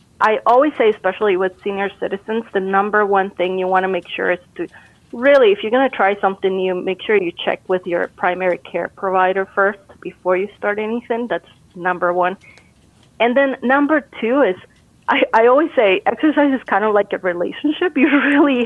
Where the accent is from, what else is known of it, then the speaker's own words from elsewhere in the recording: Costa Rica; moved away; I'm originally from Costa Rica